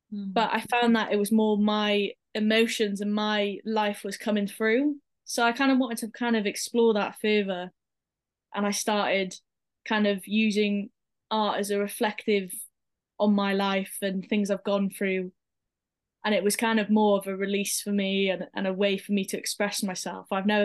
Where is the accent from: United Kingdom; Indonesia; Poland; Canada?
United Kingdom; Pembrokeshire, Wales; So I started my journey in Pembrokeshire College. So I'm originally from Pembrokeshire. Mm-hmm. And then I moved to Cardiff for uni.